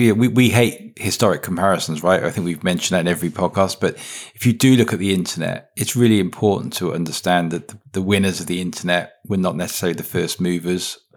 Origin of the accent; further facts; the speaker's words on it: Wales, United Kingdom; I'm from Wales